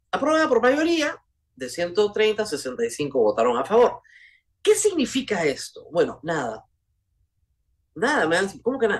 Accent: Peru; somos los peruanos, la sociedad peruana

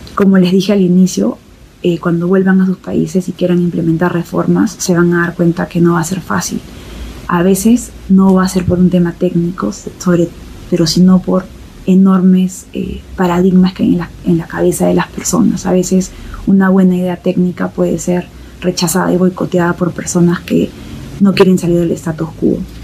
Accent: Peru; first language Spanish; Han pasado seis años desde que me gradué del de MPAID y volví a Perú

